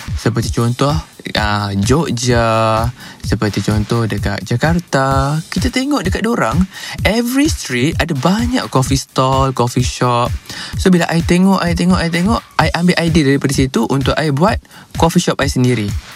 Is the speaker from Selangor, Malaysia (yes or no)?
yes; Puchong, Selangor, Malaysia; saya berasal daripada Puchong